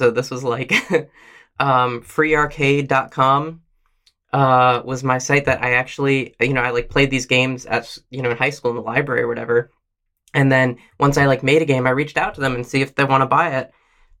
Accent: Princeton, New Jersey, United States; also born or lived in Minnesota / Oregon / California; I was born in Minnesota, but moved to Oregon when I was 1 year old and lived in Oregon through the end of elementary school in a suburb of Portland, Oregon. Then moved to Princeton, New Jersey for middle school and high school.

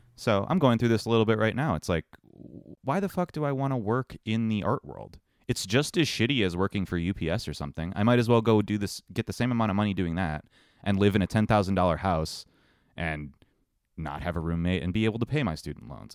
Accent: Ohio, United States; growing up in Ohio

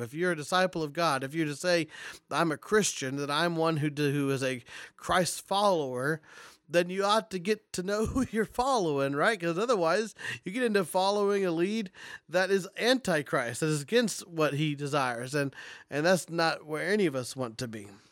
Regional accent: Kansas, United States; I'm from Kansas

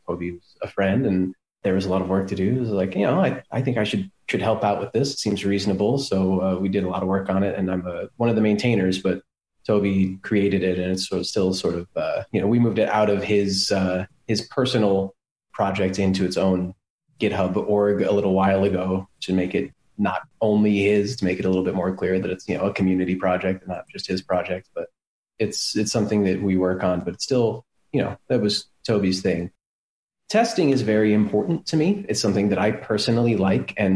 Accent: United States; moved away as an adult; now in Berlin, Germany; I am American, but live in Berlin

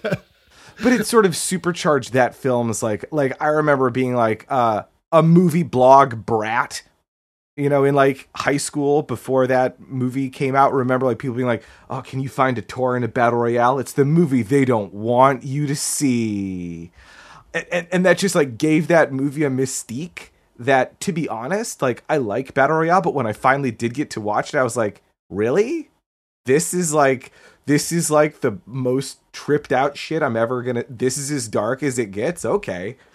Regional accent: United States; as an American growing up when we did

